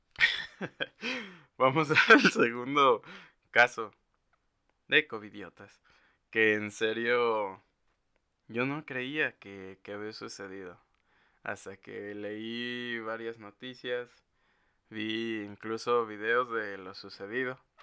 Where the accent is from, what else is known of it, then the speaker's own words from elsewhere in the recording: Mexico; los que somos de México